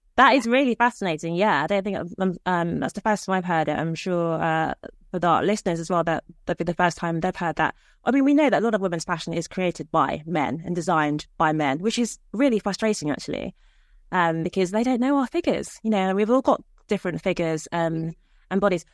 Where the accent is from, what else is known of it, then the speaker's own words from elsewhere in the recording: Nigeria; I'm from Nigeria